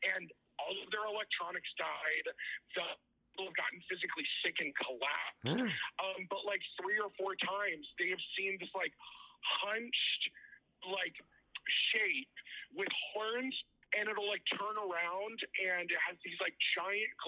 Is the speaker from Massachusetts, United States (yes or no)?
no; Virginia, United States; also born or lived in Auburn, New York; now in Orlando, United States; from Virginia originally, but I live in Orlando now.